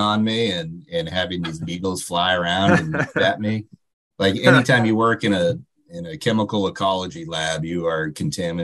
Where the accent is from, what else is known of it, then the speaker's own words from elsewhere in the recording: Maine, United States; moved away; I'm also from Maine, so I love going home to Maine